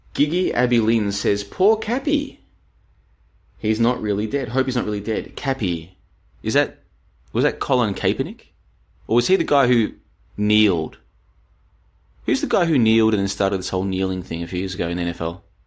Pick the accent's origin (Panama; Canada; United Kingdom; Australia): Australia; moved away; I am an Australian, of course. I used to live there